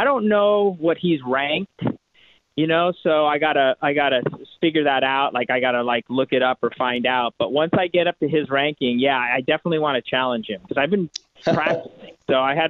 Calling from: California, United States; I'm actually calling from the Bay Area because I had my first USTA tennis match last night.

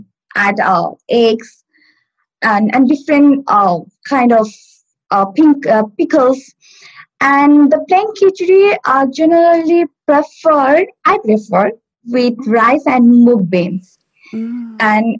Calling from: Stockport, North West England, United Kingdom; I'm calling from, I live in Stockport.

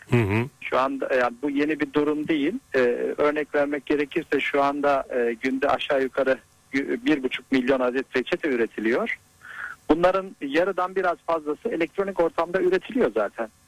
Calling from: İzmir, Turkey

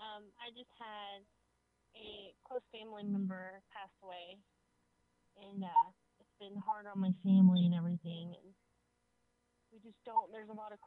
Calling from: Florida, United States; I'm calling from Florida.

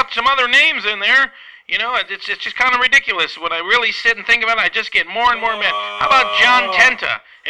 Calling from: Grand Rapids, Michigan, United States; Hi, Pete. … Grand Rapids, Michigan.

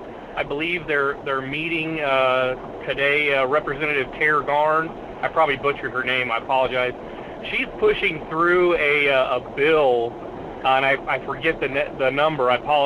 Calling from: Kenai, Alaska, United States; Hey, morning, Mr. Duke. This is … from Kenai.

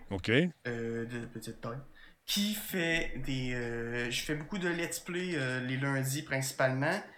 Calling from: Quebec City, Quebec, Canada; Euh, je suis à Québec.

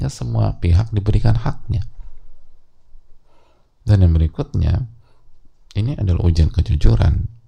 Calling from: East Nusa Tenggara, Indonesia; Saya dari NTT, domisili Depok

